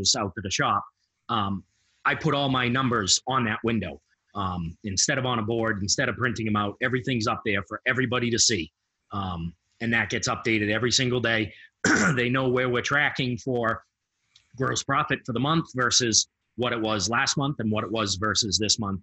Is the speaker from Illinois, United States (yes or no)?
no; Massachusetts, United States; I'm from Massachusetts.